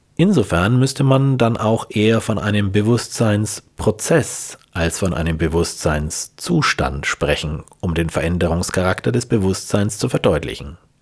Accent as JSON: {"language": "German", "area": "Franconia", "region": "Bavaria", "country": "Germany", "said": "ich als Franke"}